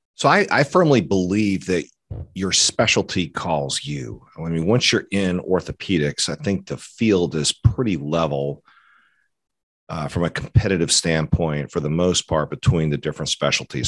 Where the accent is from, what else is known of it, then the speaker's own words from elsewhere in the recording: Atlanta, Georgia, United States; also born or lived in Fort Collins, Colorado; I grew up in Atlanta